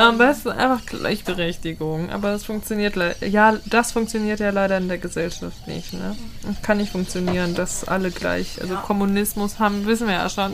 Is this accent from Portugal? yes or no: no; Austria; Ich bin aus Österreich.